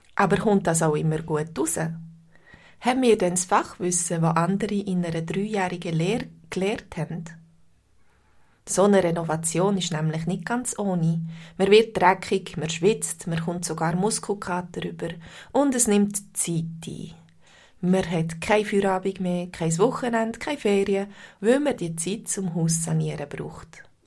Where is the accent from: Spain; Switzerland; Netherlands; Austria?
Switzerland; Bei uns in der Schweiz